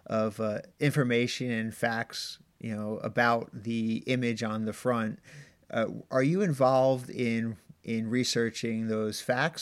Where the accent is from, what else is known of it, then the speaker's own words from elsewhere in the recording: New Jersey, United States; I'm from New Jersey.